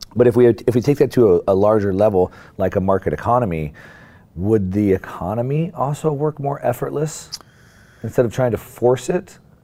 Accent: Southern California, United States; I've been an action sports guy my whole life growing up in Southern California.

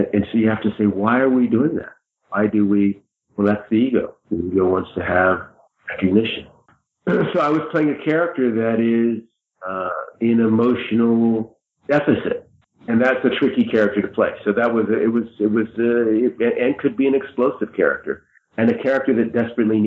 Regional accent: United States

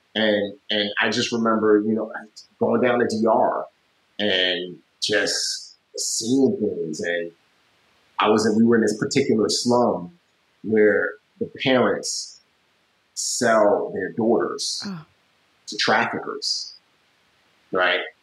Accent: United States; as an American

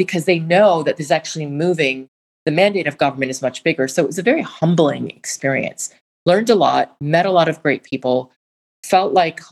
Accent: Washington, District of Columbia, United States; I grew up in Washington, D.C.

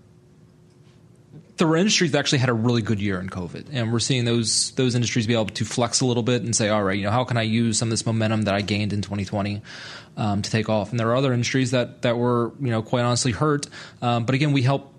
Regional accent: Delaware, United States; moved away as an adult; My dad ran a construction company back in my home state of Delaware for 25 years

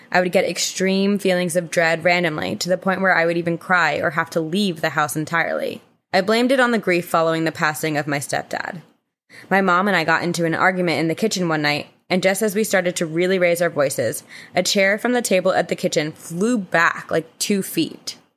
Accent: St. Augustine, Florida, United States; I'm 21 and I'm from St. Augustine, Florida, where uh, infamously Corinne's pirate boyfriend Andrew is from.

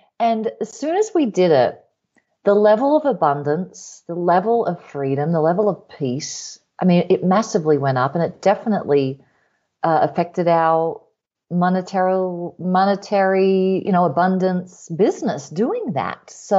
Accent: Australia; moved away; Yeah, well, I'm originally from Australia. Some of you could probably hear the half and half accent there. After this 2 month trip, I will be sounding a lot more Australian just overnight.

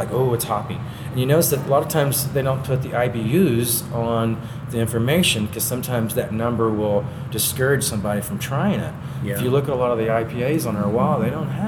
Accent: the South, United States; now in Colorado, United States; I'm from the South

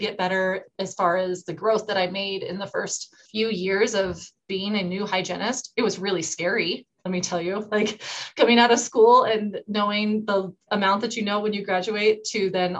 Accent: Rangeley, Maine, United States; which happened to be 3 hours away from where my hometown is. A little bit about Rangeley is we're in the middle of nowhere.

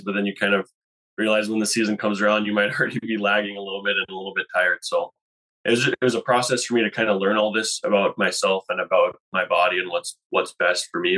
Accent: North Pole, Alaska, United States; moved away as an adult; now in Boise, United States; I'm from Alaska. I spent uh, most of my time there up until three years ago

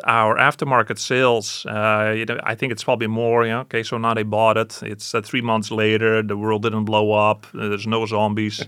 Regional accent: Canada; I'm Canadian

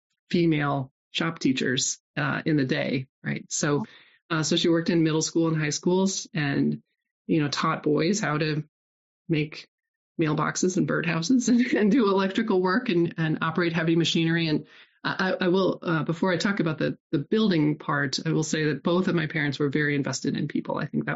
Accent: Nebraska, United States; moved away; also born or lived in Iowa; so I was raised in Nebraska and then moved to Iowa. My family moved about every 4 or 5 years.

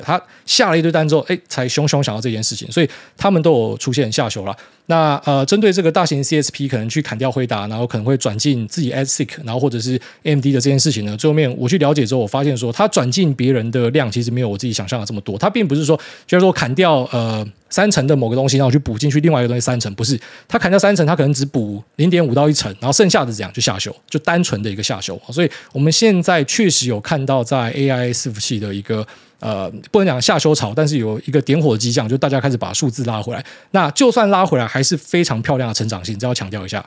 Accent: Taiwan; 我们台湾人的肝真的不是在开玩笑的

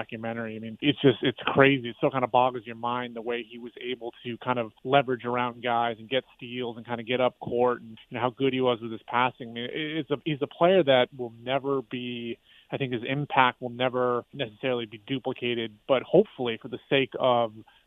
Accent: Charlotte, North Carolina, United States; also born or lived in New Hampshire; I was raised in Charlotte. However, I was born in New Hampshire so I lived there for 2 years, but most of my entire life has

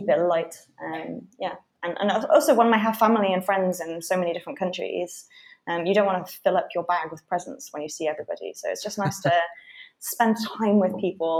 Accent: United Kingdom; moved away as an adult; also born or lived in London; now in Berlin, Germany; I am British

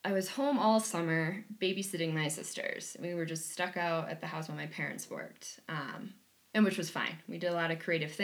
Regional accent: Wisconsin, United States; I come from Wisconsin. I come from humble backgrounds, working class family.

